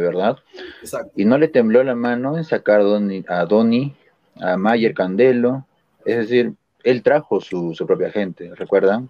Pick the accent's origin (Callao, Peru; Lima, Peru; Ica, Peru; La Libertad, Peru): Lima, Peru; now in Arequipa, Peru; yo soy de Lima en sí